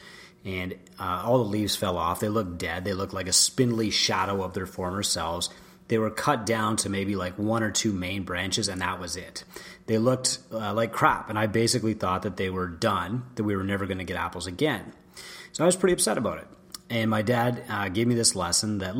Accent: St. Joseph Island, Ontario, Canada; I grew up on St. Joseph Island, which used to be a massive apple producer in Canada.

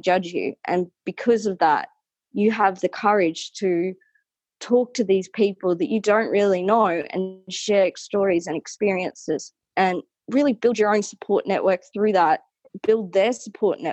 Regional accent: New South Wales, Australia; moved away as an adult; now in Weipa, Australia; I'm originally from New South Wales. I've grown up in the bush my entire life.

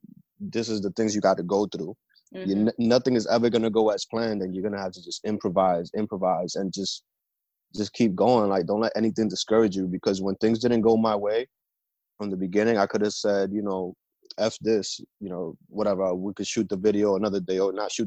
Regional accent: New Jersey, United States; also born or lived in New York / Philadelphia; Jersey's always been my home.

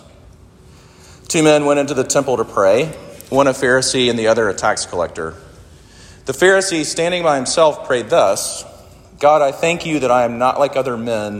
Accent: Sumter, South Carolina, United States; I grew up in Sumter, South Carolina, where my mom and my stepdad still live

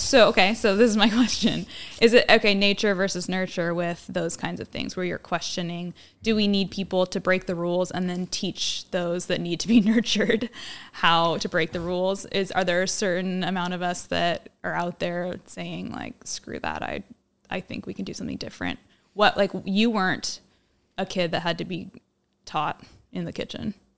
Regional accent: Monmouth, Oregon, United States; also born or lived in Southern California; I grew up in Monmouth

